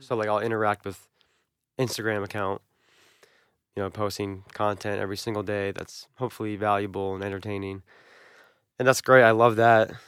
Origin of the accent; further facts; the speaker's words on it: Albany, New York, United States; also born or lived in Oneonta, New York; growing up in Albany and then going to school at SUNY Oneonta